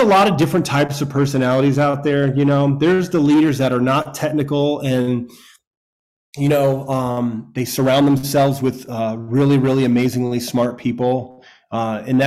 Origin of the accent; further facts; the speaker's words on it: a small town in Florida, United States; also born or lived in New York; we moved to a small town in Florida after I was born in New York, and my dad started the local fire department with his buddies, and he remained the fire chief of a volunteer fire department, probably had 50 or so guys from our hometown